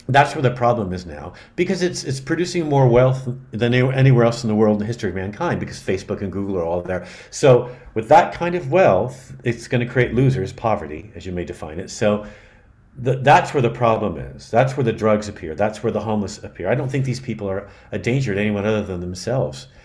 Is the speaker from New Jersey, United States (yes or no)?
no; San Francisco, California, United States; because I'm from California, I grew up in San Francisco